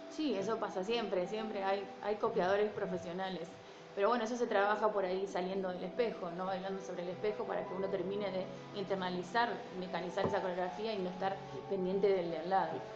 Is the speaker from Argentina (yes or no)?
yes; San Pedro, Buenos Aires Province, Argentina; moved away as an adult; now in Rosario, Argentina; soy de San Pedro, provincia de Buenos Aires